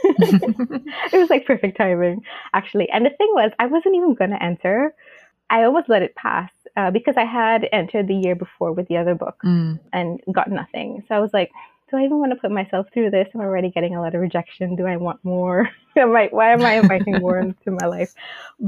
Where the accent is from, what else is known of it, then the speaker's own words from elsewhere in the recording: Tobago, Trinidad & Tobago; my home country, like in Tobago